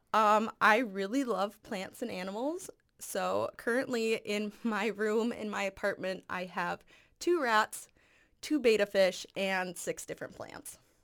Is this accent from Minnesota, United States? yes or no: yes; Farmington, Minnesota, United States; also born or lived in Lakeville, Minnesota; I am from Farmington, Minnesota